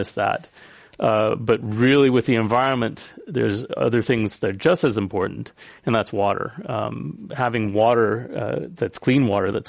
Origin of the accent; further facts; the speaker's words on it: San Francisco, California, United States; Now, I'm a San Franciscan